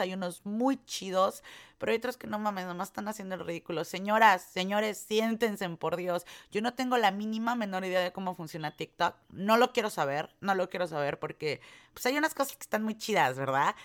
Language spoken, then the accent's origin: Spanish; Mexico; now in United States; uno como mexicano